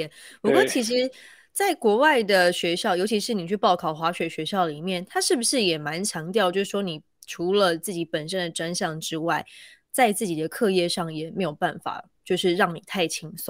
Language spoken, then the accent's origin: Chinese; Taiwan; 我们台湾人工作狂，